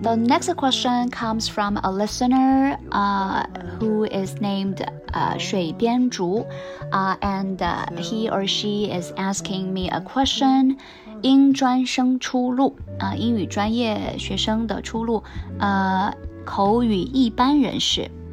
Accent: China; English is a second language; for a lot of Chinese learners

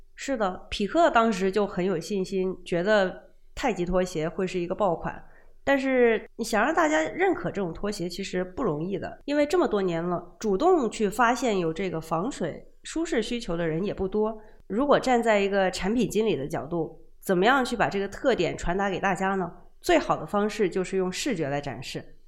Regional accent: Guangdong, China; 作为一个广东人

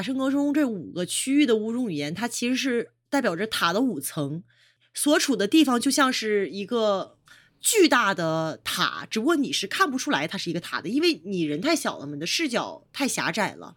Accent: China; 比如我们中国人说英语的时候，有的时候的发音

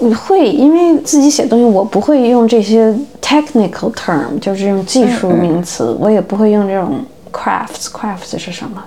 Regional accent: Beijing, China; first language Chinese; moved away as an adult; now in United States; 我是中国人，对吧？我因为生在中国，长在中国，但我现在是美国人，因为我拿美国护照。我是移民

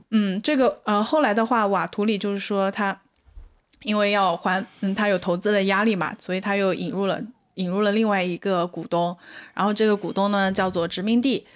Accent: China; 我们中国人

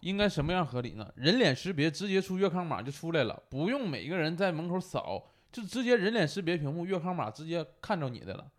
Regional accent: Northeast China, China; 我东北人

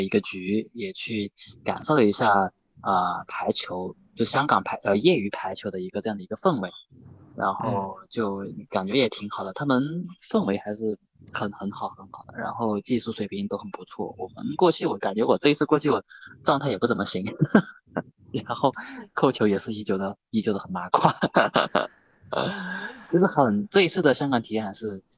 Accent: Guilin, Guangxi, China; 其实因为回到桂林这边之后，就是我们这边被桂林方言这边还是有一些影响的。

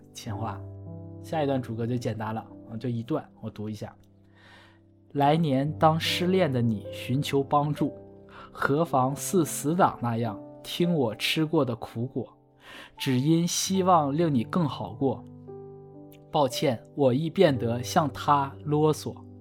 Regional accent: Northeast China, China; 我们东北人，我们就不说秋裤

